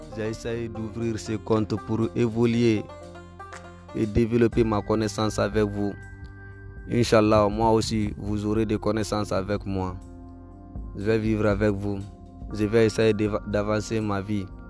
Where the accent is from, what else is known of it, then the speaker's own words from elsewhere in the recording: Guinea; Je suis de la Guinée. Je suis guinéen.